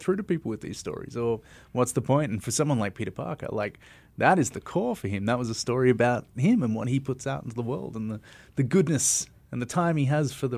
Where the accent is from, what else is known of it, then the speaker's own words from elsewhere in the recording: Melbourne, Victoria, Australia; And I come from Melbourne, so that's further than Sydney or Brisbane.